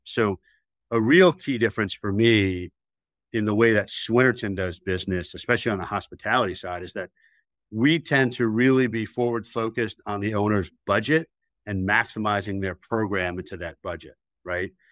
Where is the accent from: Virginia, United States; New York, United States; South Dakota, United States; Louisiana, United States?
New York, United States; New York City; moved away as an adult; now in Charlotte, United States; I originally was a New York City kid